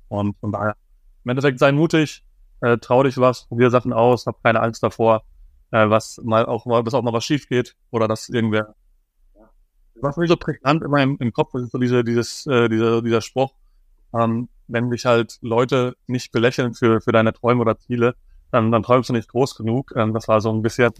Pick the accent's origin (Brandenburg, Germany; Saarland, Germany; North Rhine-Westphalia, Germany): North Rhine-Westphalia, Germany; Dorsten; in Dorsten, wo ich, wo ich aufgewachsen bin